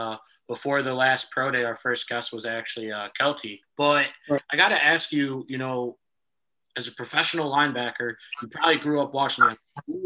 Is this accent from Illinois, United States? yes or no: yes; Illinois, United States; I'm from Illinois, and I just lived in a area not too far outside Chicago